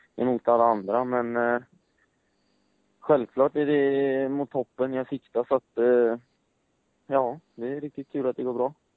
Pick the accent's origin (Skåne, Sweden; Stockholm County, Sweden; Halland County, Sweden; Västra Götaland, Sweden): Västra Götaland, Sweden; Gothenburg; Jag kommer från Göteborg